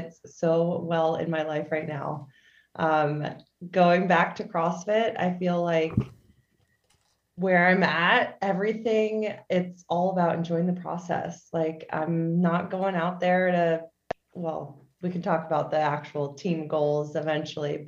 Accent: Philadelphia area, Pennsylvania, United States; also born or lived in Chicago, Illinois / Boston, Massachusetts; I was born in Chicago, but I've lived in like Pennsylvania and like the Philadelphia area majority of my life

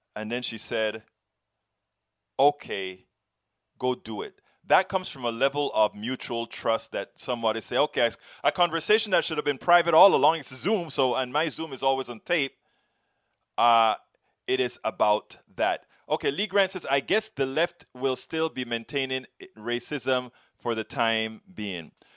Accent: Panama; I come from Panama, Latino, Caribbean, black

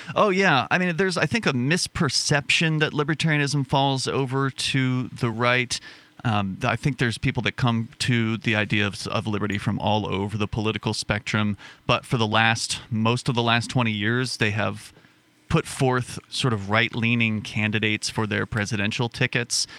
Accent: Sarasota, Florida, United States; moved away as an adult; now in Keene, United States; my hometown of Sarasota, Florida

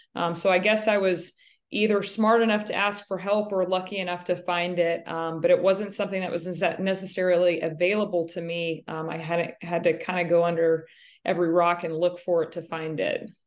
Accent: Wichita Falls, Texas, United States; I am from Wichita Falls, Texas, not to be confused with Wichita, Kansas. I was born and raised and lived my entire life in the state of Texas

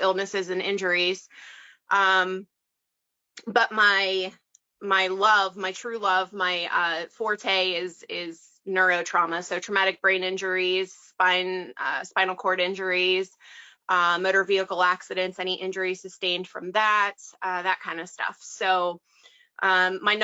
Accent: Western Pennsylvania, United States; I am from Western Pennsylvania. I'm kind of right smack dab in the middle of the state, 2 hours east of Pittsburgh and 2 hours west of Harrisburg

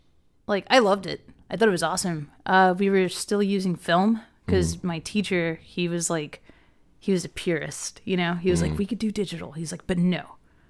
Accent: Norristown, Pennsylvania, United States; now in Texas, United States; I'm originally from the Philadelphia area.

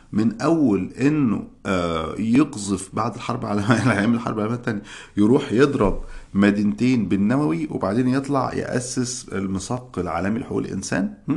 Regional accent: Egypt; moved away as an adult; now in United States; احنا عندنا في مصر

